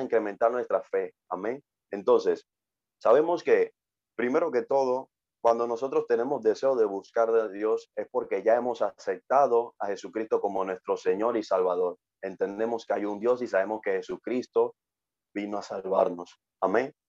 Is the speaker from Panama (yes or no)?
yes; Panama; tengo 26 años y pues soy de Panamá